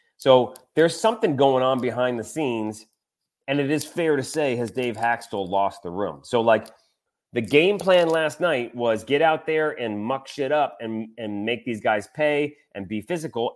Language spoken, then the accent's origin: English; Michigan, United States; now in Louisiana, United States; I grew up in Michigan